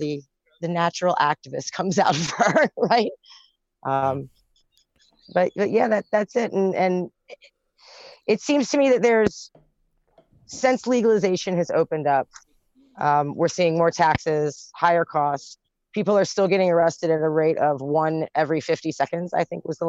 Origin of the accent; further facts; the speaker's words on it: Baltimore, Maryland, United States; also born or lived in Virginia; I'm from Baltimore